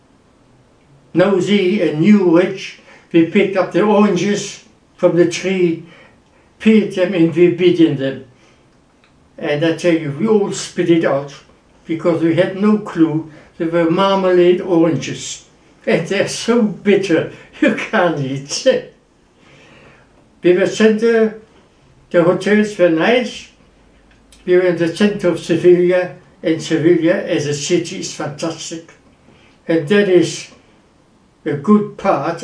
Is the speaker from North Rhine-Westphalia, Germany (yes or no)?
yes; Wuppertal, North Rhine-Westphalia, Germany; moved away as an adult; also born or lived in London; I am German. I was born in Wuppertal